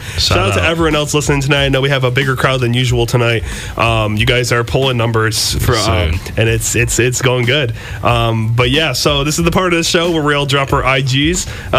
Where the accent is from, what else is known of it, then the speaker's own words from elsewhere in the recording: Detroit, Michigan, United States; …'s one of my favorite rappers of all time growing up in Detroit.